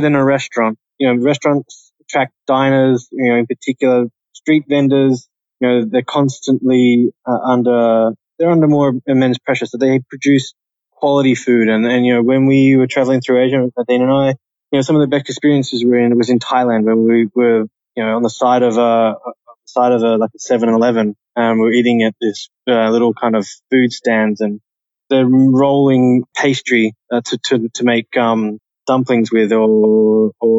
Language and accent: English; Australia; moved away as an adult; also born or lived in United Kingdom / Channel Islands / Austria; for me being Australian at that particular time in my career